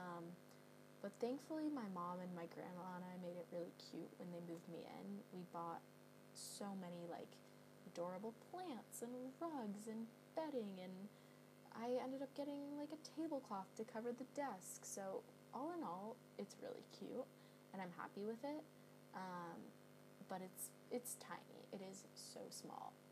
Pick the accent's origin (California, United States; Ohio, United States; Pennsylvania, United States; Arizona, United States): California, United States; Bay Area; moved away as an adult; now in London, United Kingdom; I'm from the Bay Area.